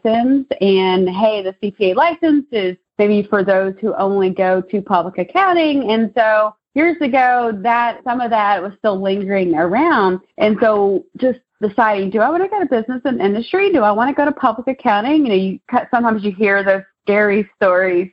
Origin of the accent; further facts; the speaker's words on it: Maysville, Kentucky, United States; also born or lived in Richmond, Kentucky / Lexington, Kentucky; my hometown's actually Maysville, Kentucky, which is about an hour and a half north of here